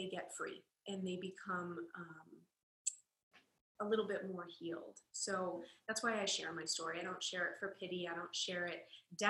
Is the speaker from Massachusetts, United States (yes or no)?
yes; Boston, Massachusetts, United States; moved away as an adult; now in Los Angeles, United States; I was born and raised in Boston, Massachusetts, and I currently live in Los Angeles